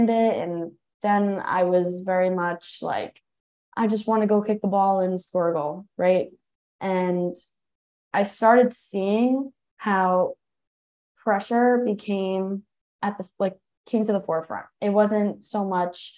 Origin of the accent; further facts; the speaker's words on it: Long Island, New Hyde Park, Nassau County, New York, United States; I grew up on Long Island. I'm from Neuwy Park, Nassau County